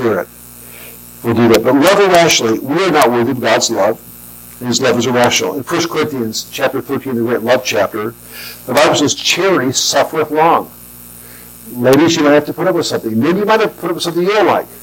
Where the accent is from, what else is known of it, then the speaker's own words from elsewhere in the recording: Southern California, United States; I grew up in Southern California